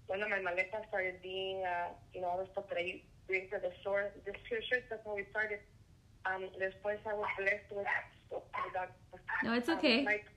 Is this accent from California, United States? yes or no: yes; Oakland, California, United States; also born or lived in Houston, Texas; now in San Diego, United States; I'm from Oakland, but I live literally, like, if I cross the street, I'm in Oakland, but if my house is literally across the street, I'm in San Diego, California.